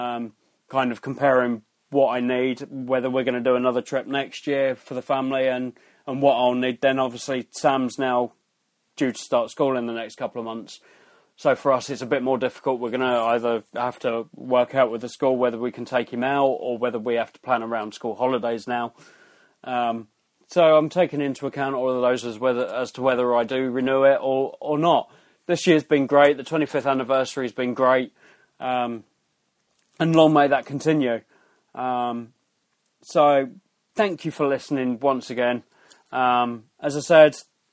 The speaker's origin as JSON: {"language": "English", "country": "United Kingdom", "said": "we're British"}